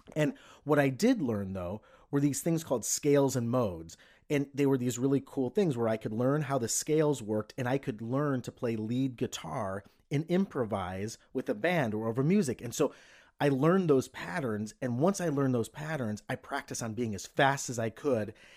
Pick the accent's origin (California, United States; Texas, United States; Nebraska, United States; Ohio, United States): Ohio, United States; Cleveland; I was a kid from Cleveland.